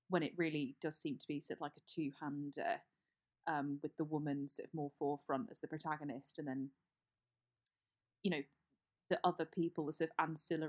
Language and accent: English; Hampshire, South East England, United Kingdom; I grew up in Hampshire